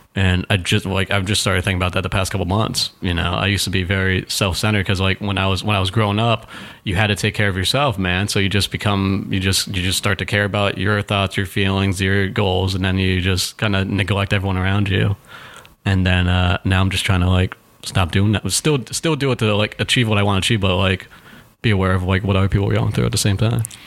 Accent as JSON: {"language": "English", "town": "Chicopee", "region": "Massachusetts", "country": "United States", "tie": "born or raised there", "also_born_or_lived": "Springfield, Massachusetts", "moved": "yes", "lives_now": "New York, United States", "said": "we grew up in Chicopee, Massachusetts, um, like an hour and a half away from Boston"}